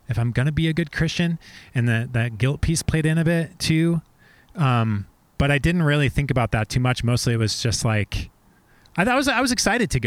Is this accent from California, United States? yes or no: no; Oregon City, Oregon, United States; So I grew up in Oregon City